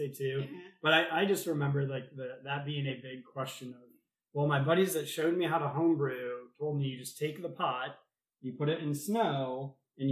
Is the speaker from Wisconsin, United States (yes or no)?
no; Michigan, United States; moved away; I'm originally from Michigan